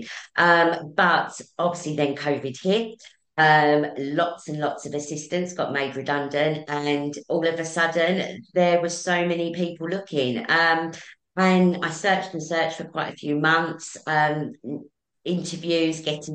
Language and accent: English; Essex, East of England, United Kingdom; I'm from Essex.